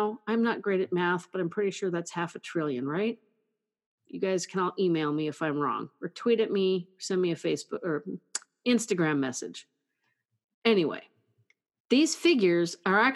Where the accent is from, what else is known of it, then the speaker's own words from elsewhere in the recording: California, United States; California, my home state